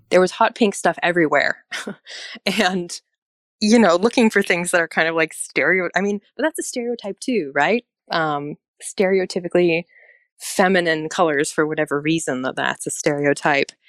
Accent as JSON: {"language": "English", "town": "Anchorage", "region": "Alaska", "country": "United States", "tie": "born or raised there", "also_born_or_lived": "Norway", "said": "not only did I grow up in Anchorage"}